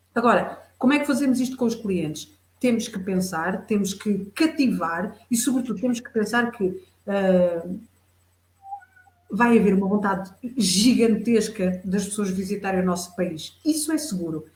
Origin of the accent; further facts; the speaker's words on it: Fundão, Centro, Portugal; eu sou beirã, sou beirã, sou da beira baixa, da beira interior